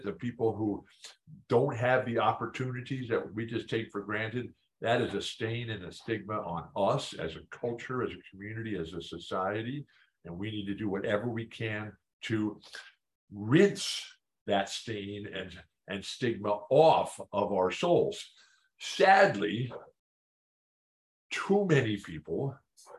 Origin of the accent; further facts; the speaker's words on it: San Diego, California, United States; I live in my hometown. I'm married to the woman of my dreams, not long enough. I live in the house of my dreams, San Diego